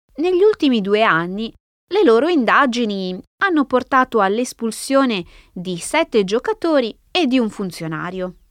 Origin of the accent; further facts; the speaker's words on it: Italy; first language Italian; moved away